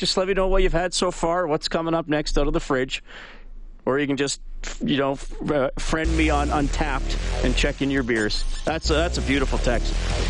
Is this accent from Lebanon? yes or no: no; Canada; I'm Canadian.